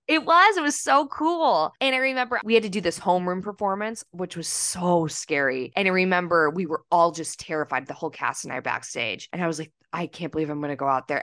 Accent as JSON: {"language": "English", "region": "Minnesota", "country": "United States", "said": "I'm from Minnesota"}